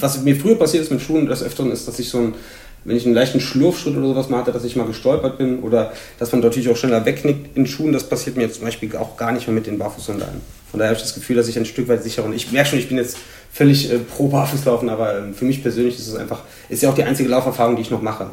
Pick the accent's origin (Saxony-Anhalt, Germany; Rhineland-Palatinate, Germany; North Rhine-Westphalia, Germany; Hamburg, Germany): Rhineland-Palatinate, Germany; Hunsrück; moved away as an adult; also born or lived in Magdeburg; now in Cologne, Germany; Im Hunsrück aufgewachsen, aber gebürtig aus Magdeburg